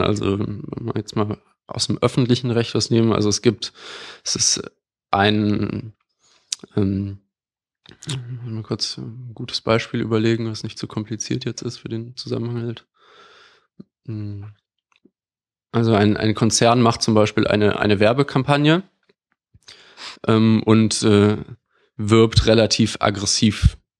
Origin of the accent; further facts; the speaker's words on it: Düsseldorf, North Rhine-Westphalia, Germany; moved away as an adult; also born or lived in Bonn / Madrid; now in Berlin, Germany; ich komme aus Düsseldorf